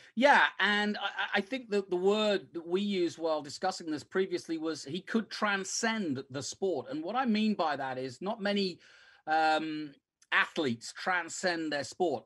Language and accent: English; England, United Kingdom; moved away; growing up in England